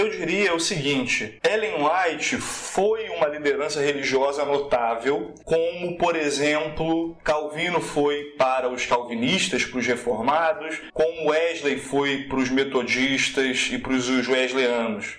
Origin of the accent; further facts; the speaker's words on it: Nova Iguaçu, Rio de Janeiro, Brazil; Eu sou da Baixada Fluminense, rapaz. Igreja pequena em Nova Iguaçu